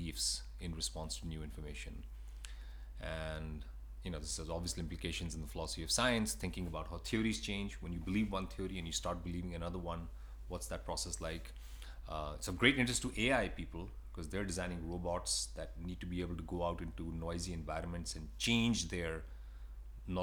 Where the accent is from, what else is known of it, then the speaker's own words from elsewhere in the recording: India; moved away as an adult; now in United States; I was born in India, and I moved to the States when I was 20 years old.